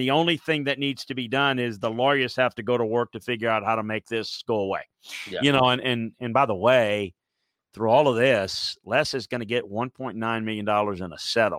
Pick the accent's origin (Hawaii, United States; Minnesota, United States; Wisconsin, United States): Wisconsin, United States; I mean, I grew up in Wisconsin. He probably had all the cold weather he wants.